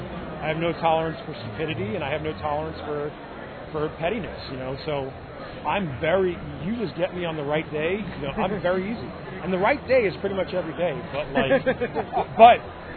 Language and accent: English; New York, United States; I'm a New Yorker. I didn't lose that, you know.